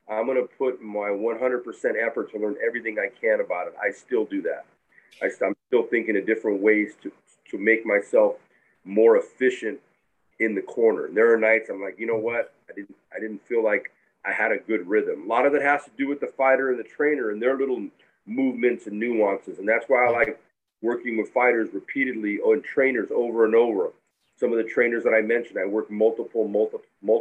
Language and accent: English; Concord, California, United States; also born or lived in Roseville, California; We actually moved when I was 10 to the Bay Area, and I grew up in Concord